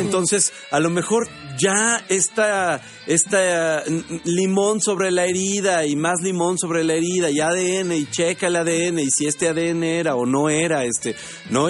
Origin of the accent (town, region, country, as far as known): Mexico